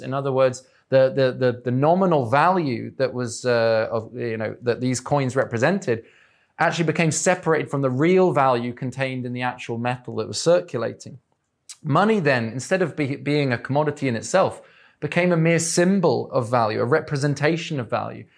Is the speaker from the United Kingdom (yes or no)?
yes; England, United Kingdom; I'm English